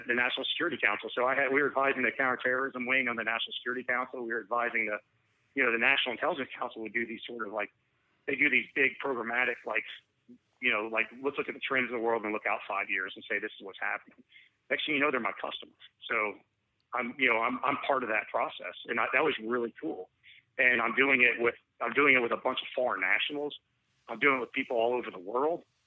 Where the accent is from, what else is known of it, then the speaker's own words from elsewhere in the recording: Atlanta, Georgia, United States; also born or lived in Raleigh, North Carolina; Atlanta is my hometown